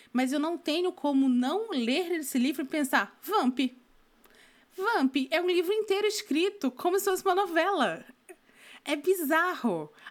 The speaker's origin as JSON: {"language": "Portuguese", "region": "North Region", "country": "Brazil", "also_born_or_lived": "Northeast Region, Brazil", "said": "eu sou do norte do Brasil, morei no Nordeste um tempo."}